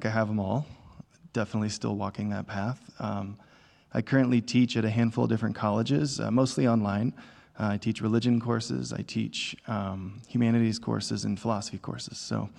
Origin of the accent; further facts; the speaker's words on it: the Bible Belt, United States; I grew up in the Bible Belt, very much sitting on the fence of faith, met Jesus in college in a way that changed my life.